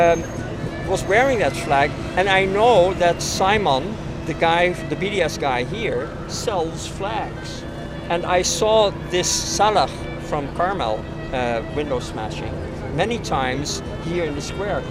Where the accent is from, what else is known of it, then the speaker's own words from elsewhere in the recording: Amsterdam, North Holland, Netherlands; I'm a Dutch citizen. I was born in Amsterdam